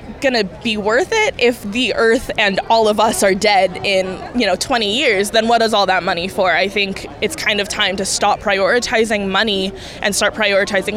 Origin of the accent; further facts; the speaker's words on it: Fair Oaks, California, United States; I'm 19 and I'm from Fair Oaks